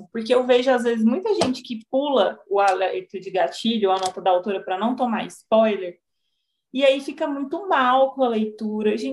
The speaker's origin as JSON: {"language": "Portuguese", "town": "Goiânia", "region": "Goiás", "country": "Brazil", "accent": "goiano (puxado)", "said": "eu sou psicóloga, eu sou dona de uma clínica da Integrace. Eu moro em Goiânia, sou goiana, então meu sotaque ele é puxado."}